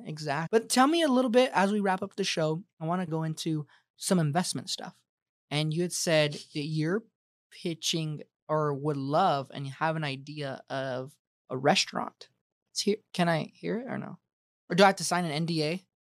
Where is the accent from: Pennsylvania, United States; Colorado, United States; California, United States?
Colorado, United States; now in Arizona, United States; I'm from Colorado